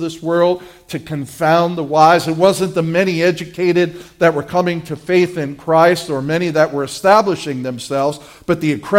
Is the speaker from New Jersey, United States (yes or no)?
no; New York City, New York, United States; When I was a little kid, growing up in Brooklyn